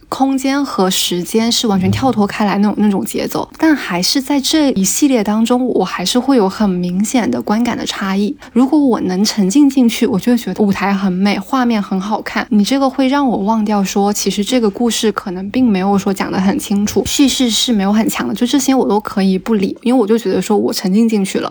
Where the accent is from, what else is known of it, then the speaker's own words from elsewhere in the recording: Guangdong, China; 作为南方人，特别是作为一个广东人